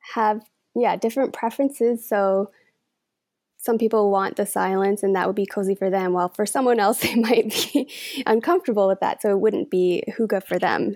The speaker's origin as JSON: {"language": "English", "country": "Denmark", "tie": "born or raised there", "moved": "yes", "lives_now": "Canada", "said": "I was born in Denmark and raised there"}